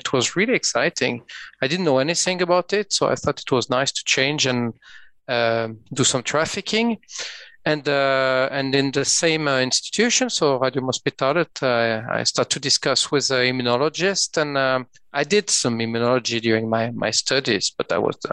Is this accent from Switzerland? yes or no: yes; French part of Switzerland, Romandy, Switzerland; accent: French-Swiss; English is a second language; moved away as an adult; also born or lived in Geneva; now in Oslo, Norway; As you can hear from my accent, I'm from the French part of Switzerland